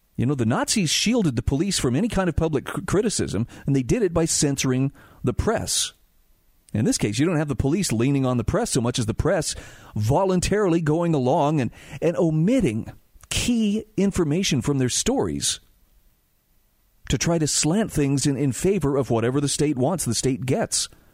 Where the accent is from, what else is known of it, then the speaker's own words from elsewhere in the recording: Utah, United States; my home state of Utah